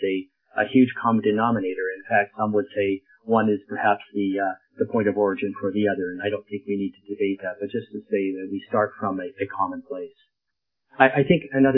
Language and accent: English; Lethbridge, Alberta, Canada; moved away as an adult; also born or lived in Edmonton, Canada; now in White Rock, Canada; I am a prairie boy, born and raised in Lethbridge and educated there.